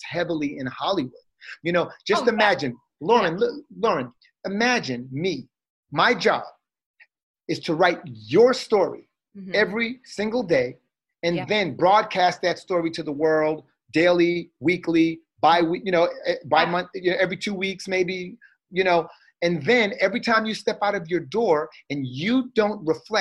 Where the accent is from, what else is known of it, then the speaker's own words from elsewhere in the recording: Trinidad & Tobago; I'm Trinidadian.